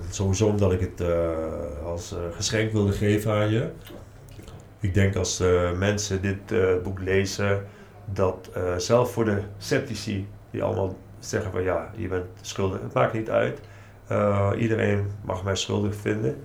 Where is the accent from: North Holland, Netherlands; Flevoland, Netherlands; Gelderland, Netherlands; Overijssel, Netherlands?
Gelderland, Netherlands; Nijmegen; Ik kom zelf uit Nijmegen